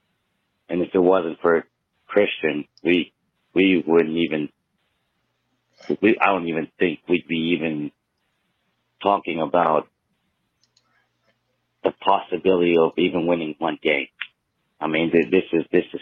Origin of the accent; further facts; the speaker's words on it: South Carolina, United States; I'm from South Carolina